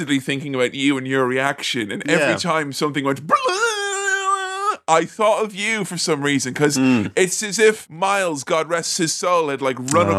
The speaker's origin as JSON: {"language": "English", "country": "Ireland", "said": "I'm Irish"}